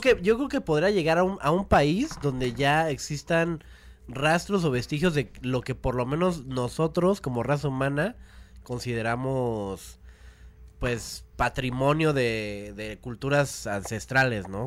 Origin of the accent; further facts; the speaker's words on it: Mexico City, Mexico; also born or lived in Cuautitlán, State of Mexico; Yo nací aquí en la Ciudad de México.